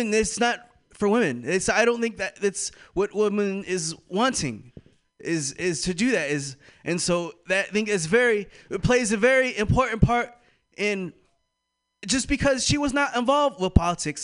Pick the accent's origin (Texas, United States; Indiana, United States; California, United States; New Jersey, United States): California, United States; moved away; I am from Bolico, California